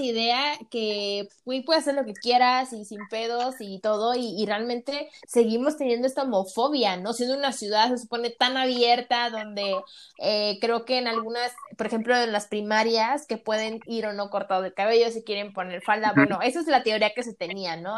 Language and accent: Spanish; Tampico, Tamaulipas, Mexico; now in Mexico City, Mexico; yo soy de Tampico, Tamaulipas